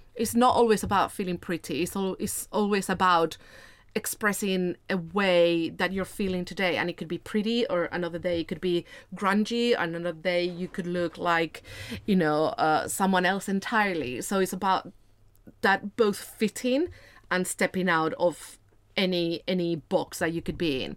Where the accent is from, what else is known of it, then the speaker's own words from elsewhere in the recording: Spain; moved away; I am originally from Spain. I grew up in a smaller city of around a hundred and forty thousand people